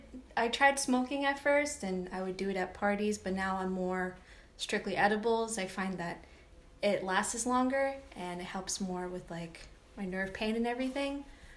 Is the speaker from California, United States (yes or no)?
no; Rhode Island, United States; now in Maine, United States; So I grew up in Rhode Island